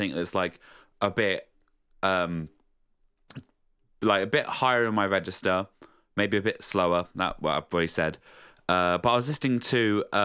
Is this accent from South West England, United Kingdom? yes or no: no; Southend-on-Sea, East of England, United Kingdom; moved away; where I used to live, where I'm originally from